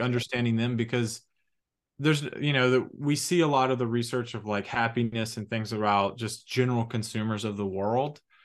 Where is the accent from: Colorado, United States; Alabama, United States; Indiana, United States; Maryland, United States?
Alabama, United States; Huntsville; now in Atlanta, United States; we're both from Huntsville, Alabama